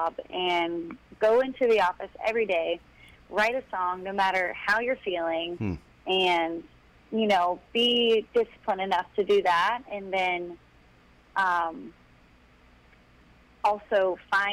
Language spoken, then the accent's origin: English; Tampa, Florida, United States; my hometown in Tampa